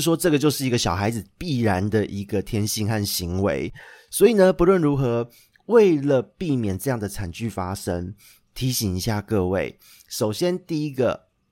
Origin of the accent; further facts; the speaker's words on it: Xindian, New Taipei, Taiwan; 因为小时候在，住在新店一带